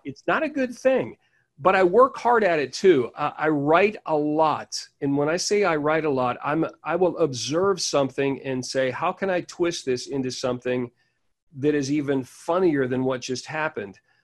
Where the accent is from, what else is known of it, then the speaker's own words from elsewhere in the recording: Pittsburgh, Pennsylvania, United States; I'm originally from Pittsburgh, Pennsylvania.